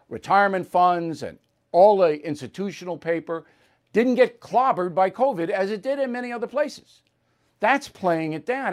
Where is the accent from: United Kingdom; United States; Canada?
United States; Long Island, New York; my hometown newspaper, Newsday